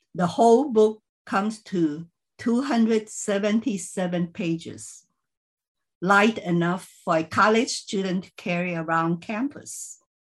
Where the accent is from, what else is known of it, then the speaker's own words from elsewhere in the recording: Philippines; moved away; I grew up in the Chinese community in the Philippines